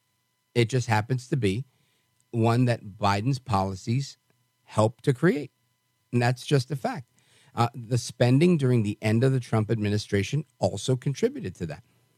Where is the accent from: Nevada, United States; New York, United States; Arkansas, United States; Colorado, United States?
New York, United States; New York City; I was born in Brooklyn, and we don't have volcanoes there.